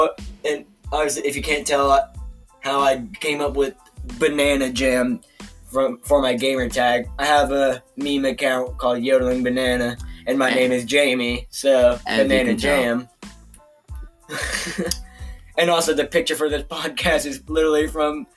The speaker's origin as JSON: {"language": "English", "town": "Randleman", "region": "North Carolina", "country": "United States", "moved": "yes", "lives_now": "Thomasville, United States", "said": "we are from Randleman, but right now we are in Thomasville"}